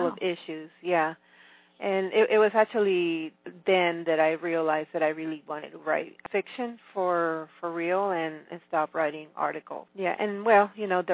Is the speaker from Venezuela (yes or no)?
yes; Venezuela; moved away as an adult; now in Austin, United States; I was born and raised in Venezuela, and my parents are immigrants, so I actually became an immigrant again in 1989 when, according to tradition, I came here to the U.S.